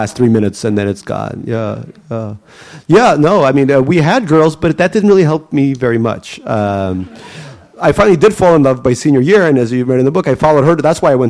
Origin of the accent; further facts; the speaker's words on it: Saint Petersburg, Russia; born there; What city was I born in Russia? I was born in Leningrad. Yeah, in the Oto Roddom, which is the best Roddom, birthing house in all of Leningrad.